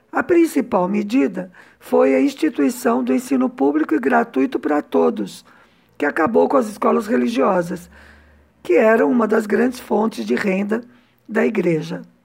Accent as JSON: {"language": "Portuguese", "region": "São Paulo", "country": "Brazil", "moved": "as an adult", "lives_now": "Cuba", "said": "que sou de São Paulo"}